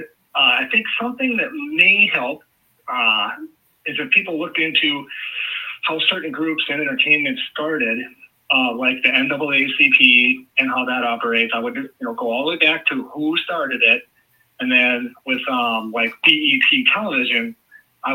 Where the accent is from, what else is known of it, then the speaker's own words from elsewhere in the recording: Minneapolis, Minnesota, United States; I grew up around Minneapolis